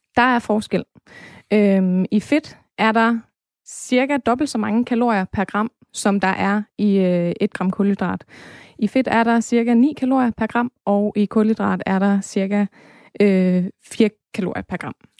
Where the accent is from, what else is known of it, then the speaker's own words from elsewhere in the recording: Denmark; vi som danskere